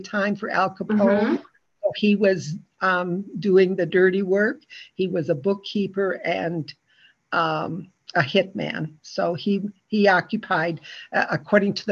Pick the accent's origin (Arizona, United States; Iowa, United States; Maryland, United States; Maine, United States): Iowa, United States; Fairbank; I grew up in this town. My family moved into Fairbank, Iowa is the name of the town